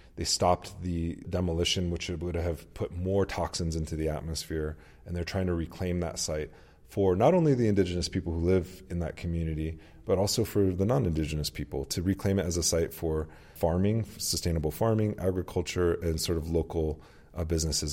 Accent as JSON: {"language": "English", "country": "United States", "said": "as Americans and even as American Indians"}